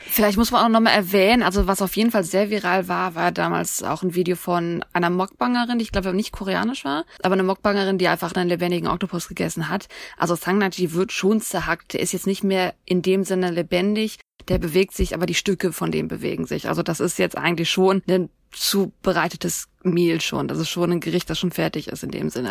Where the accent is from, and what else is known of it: Germany